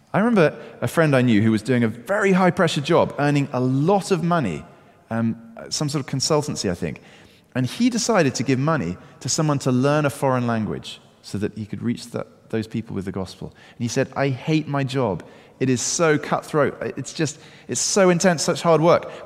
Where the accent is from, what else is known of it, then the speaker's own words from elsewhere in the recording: United Kingdom; I'm British